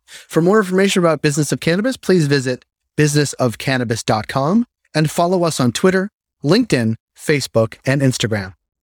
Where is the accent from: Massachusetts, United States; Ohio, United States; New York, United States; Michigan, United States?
Massachusetts, United States; Boston; I'm from Boston